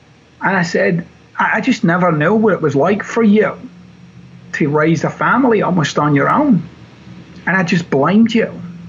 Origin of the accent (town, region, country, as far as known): Glasgow, Scotland, United Kingdom; born or raised there